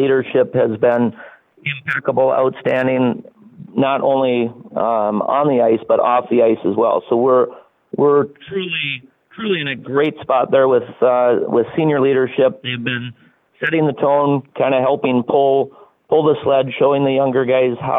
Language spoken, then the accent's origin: English; Wadena, Minnesota, United States; also born or lived in Duluth, Minnesota; I was born and raised here in Wadena, born in the Wesley Hospital, and graduated from Wadena Deer Creek High School